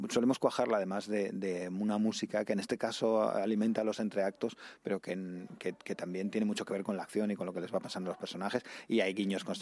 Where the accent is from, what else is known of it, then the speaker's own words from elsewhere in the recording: Benifaió, Valencian Community, Spain; tengo 33 años, soy de Benifayó